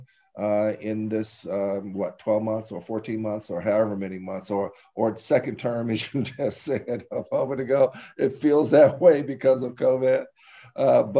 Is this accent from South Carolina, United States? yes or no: no; Elkhart, Indiana, United States; I was pretty excited about the opportunity to become mayor of my hometown. And it was, you know, and I ran on really things that were intrinsic in who I had become in Elkhart